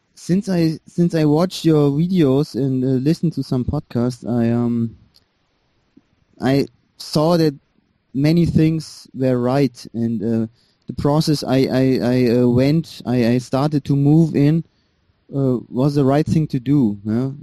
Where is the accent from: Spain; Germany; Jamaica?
Germany; English is a second language; I was born in Germany. My parents fled from Iran